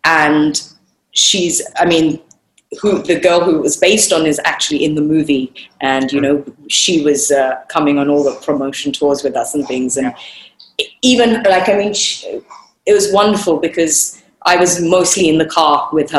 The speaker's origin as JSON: {"language": "English", "country": "India", "said": "I'm Indian, I'm Marathi, but I've grown up in that world"}